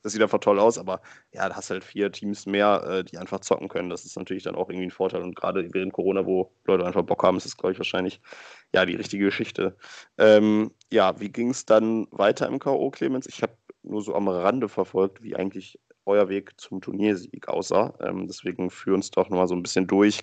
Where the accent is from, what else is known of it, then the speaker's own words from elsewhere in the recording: Germany; bei uns in Deutschland